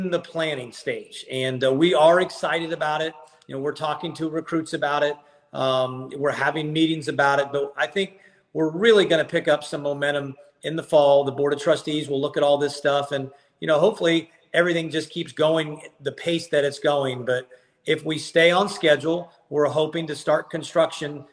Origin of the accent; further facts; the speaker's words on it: Ohio, United States; now in Athens, Georgia, United States; I was born in Ohio, and I coached at Kent State